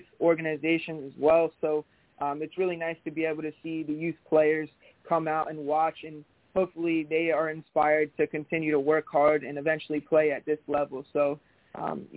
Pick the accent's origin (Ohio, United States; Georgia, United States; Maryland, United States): Maryland, United States; Frederick; now in Northern Virginia, United States; I was born in Frederick, Maryland, so I'm a Maryland guy, but now I'm living in Northern Virginia